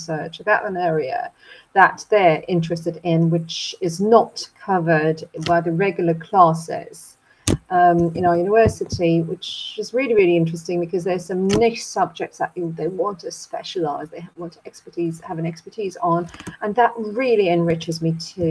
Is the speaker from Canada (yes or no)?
no; Turkey; moved away as an adult; also born or lived in Leicester, United Kingdom / York, United Kingdom; now in Chicago, United States; So I'm originally from Turkey. I'm Turkish